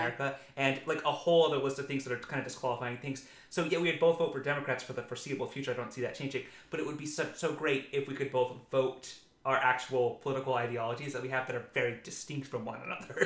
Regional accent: Utah, United States; I grew up in Utah County, Utah

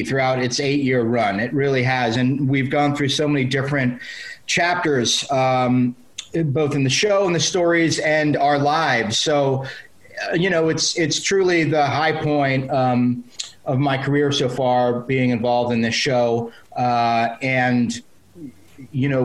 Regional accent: South Florida, United States; also born or lived in New York; I was born in New York, but we both moved down to South Florida. You know, I moved down there when I was 5

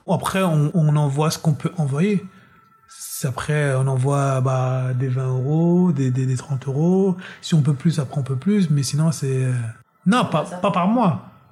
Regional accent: Pierrefitte-sur-Seine, Île-de-France, France; also born or lived in Ziguinchor, Senegal / Guinea-Bissau; j'ai grandi en banlieue parisienne, euh, à Pierrefitte exactement, dans 93.

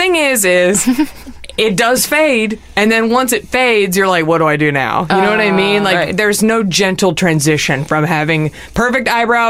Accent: Dallas, Texas, United States; I'm from Dallas.

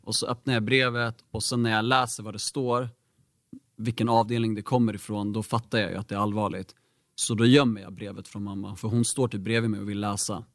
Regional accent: Bro, Stockholm County, Sweden; jag är faktiskt född och uppvuxen här i Bro, har bott här hela livet

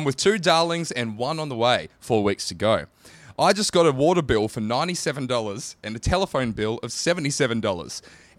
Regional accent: Queensland, Australia; I was born in Queensland.

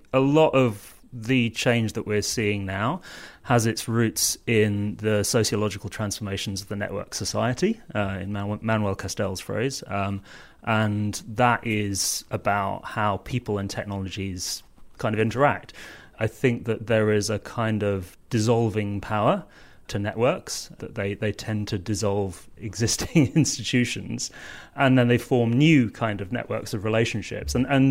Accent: South East England, United Kingdom; now in London, United Kingdom; I'm a global villager and a villager, both in the village that I grew up in Surrey and in the village that I live in now in South London.

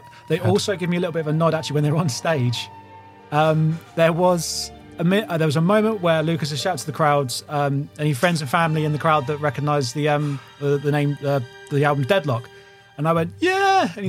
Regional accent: High Wycombe, South East England, United Kingdom; High Wycombe being my hometown.

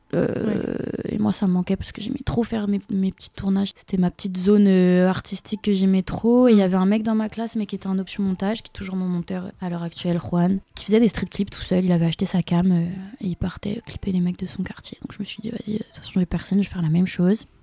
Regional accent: Rennes, Brittany, France; je viens de Rennes

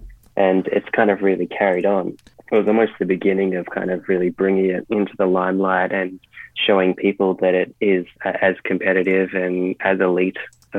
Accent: Victoria, Australia; We did quite a lot of isolation here in Australia, and especially in Victoria, my home state.

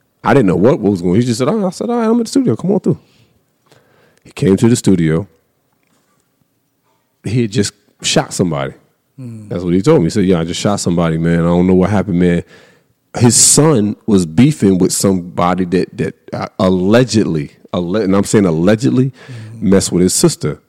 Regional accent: Raleigh, North Carolina, United States; I'm from Raleigh

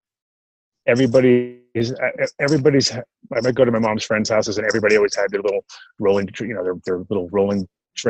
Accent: Rhode Island, United States; moved away; also born or lived in Woodstock, New York / California; I did grow up in Rhode Island

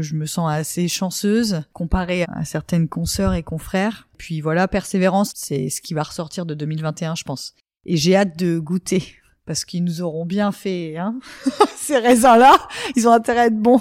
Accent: Champagne, Grand Est, France; moved away as an adult; also born or lived in Montpellier / Paris; revenir dans ma région natale

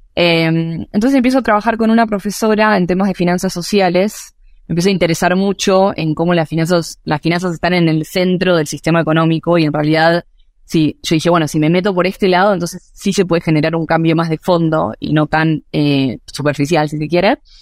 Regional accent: Buenos Aires, Argentina; soy argentina, de ahí nací y crecí, en Buenos Aires

